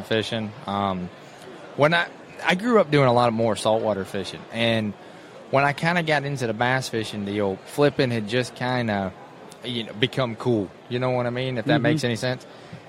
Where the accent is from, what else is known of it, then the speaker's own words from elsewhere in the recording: Belle Glade, Florida, United States; also born or lived in Clewiston, Florida; I grew up in Belg Lake